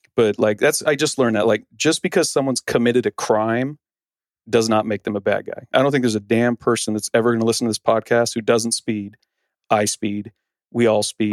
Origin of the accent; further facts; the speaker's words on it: Arizona, United States; also born or lived in San Diego; I grew up here in Arizona